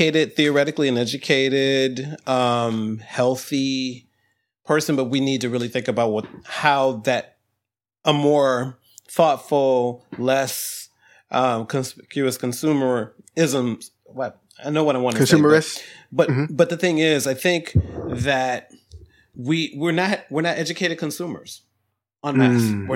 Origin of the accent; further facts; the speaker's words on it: Ohio, United States; I came from Ohio and we lived in a community.